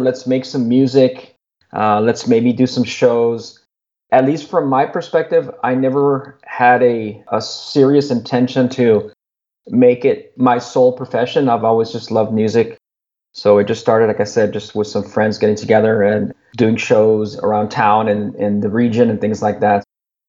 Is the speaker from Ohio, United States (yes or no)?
no; Laredo, Texas, United States; moved away as an adult; now in Austin, United States; So it started with just friends that I grew up with in Laredo. There's a few of us here that moved from Laredo to Austin